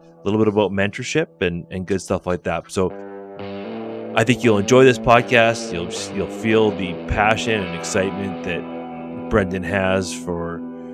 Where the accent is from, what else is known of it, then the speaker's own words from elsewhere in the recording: Vancouver, British Columbia, Canada; I grew up in Vancouver